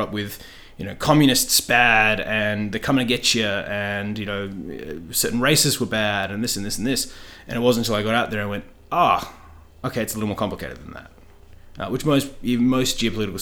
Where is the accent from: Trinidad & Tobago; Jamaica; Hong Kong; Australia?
Australia; Byford, Western Australia; also born or lived in Gosnells; born in Gosnells and raised in Byford, of all places